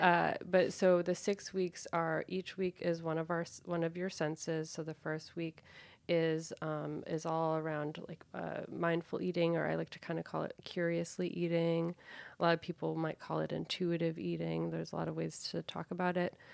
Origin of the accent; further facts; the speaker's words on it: Danvers, Massachusetts, United States; I'm actually from Old Salem Village in in Massachusetts